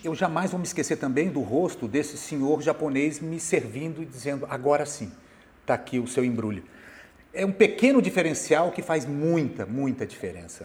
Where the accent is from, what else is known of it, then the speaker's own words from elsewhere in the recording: Bauru, São Paulo, Brazil; moved away as an adult; now in Rio de Janeiro, Brazil; Eu sou de Bauru. Bauru, eu morei na zona rural de Bauru durante um tempo, a minha infância eu morei